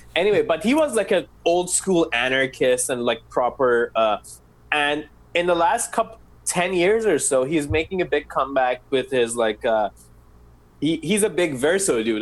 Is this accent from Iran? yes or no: yes; Iran; I'm Middle Eastern, I'm from Iran.